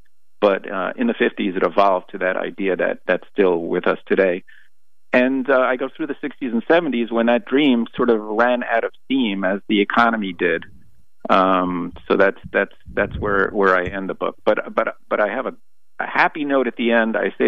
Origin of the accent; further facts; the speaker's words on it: Woodmere, New York, United States; I grew up in Woodmere, and in the 60s and 70s